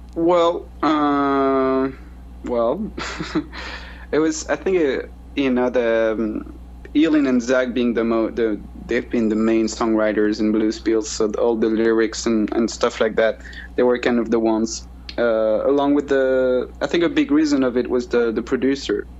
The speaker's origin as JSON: {"language": "English", "region": "Brittany", "country": "France", "tie": "born or raised there", "said": "I was raised in Brittany, uh, where I'm where I am now. It's the it's uh, the northwest coast of uh, of France"}